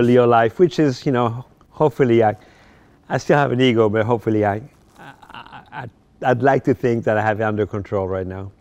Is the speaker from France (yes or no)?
yes; Paris, Île-de-France, France; English is a second language; moved away as an adult; also born or lived in Morocco; now in United States; I was born in Morocco, North Africa, and when I was ten years old, I moved to France